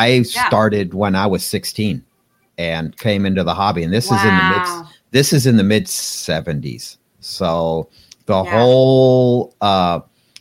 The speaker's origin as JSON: {"language": "English", "town": "Pasadena", "region": "California", "country": "United States", "tie": "born or raised there", "said": "I grew up in Pasadena, California."}